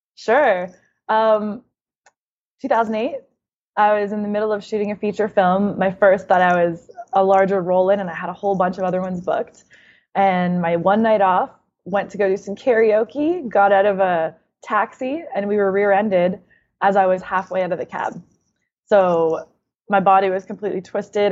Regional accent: Canada; now in United States; being Canadian and then moving to America

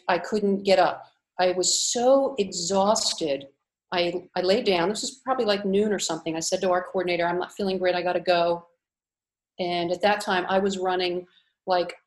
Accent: Cape May, New Jersey, United States; moved away as an adult; also born or lived in Philadelphia; now in Split, Croatia; I grew up in Cape May, New Jersey, which is the seashore.

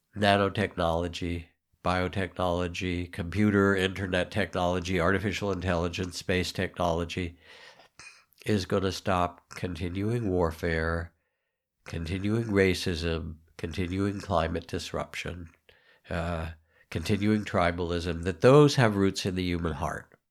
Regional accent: United States; we're American.

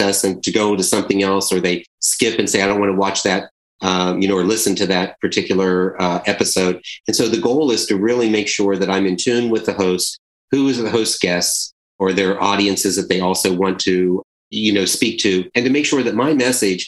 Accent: Charleston, South Carolina, United States; I'm from Charleston, South Carolina

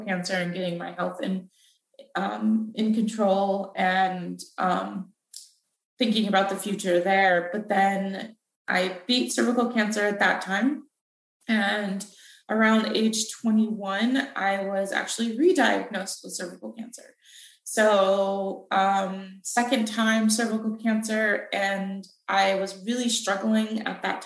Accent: Renton, Washington, United States; moved away as an adult; also born or lived in Boston, Massachusetts; now in Virginia, United States; I was raised in Seattle, just outside of Seattle in a town called Renton, Washington, that's where I grew up

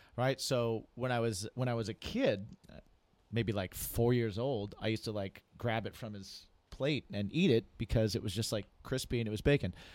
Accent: Indiana, United States; born or raised there; also born or lived in New Hampshire

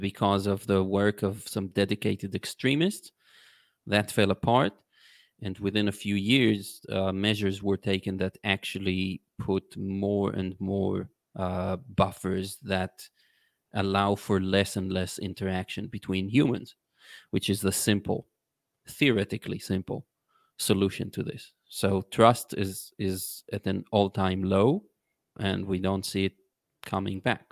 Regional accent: Israel; I was born in Israel

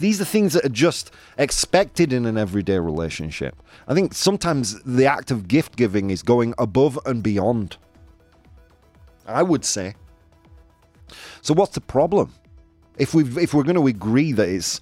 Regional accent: United Kingdom; now in Australia; I am British

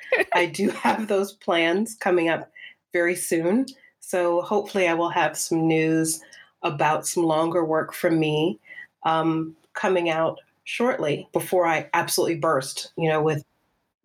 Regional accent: Charleston, South Carolina, United States; moved away as an adult; now in United Kingdom; I grew up in South Carolina

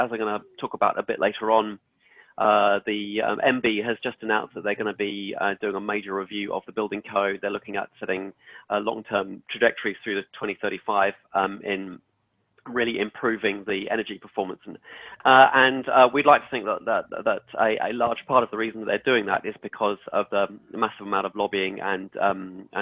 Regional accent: England, United Kingdom; accent: English; moved away as an adult; now in New Zealand; as you can probably hear from my accent, I'm English. I came over here 6 years ago

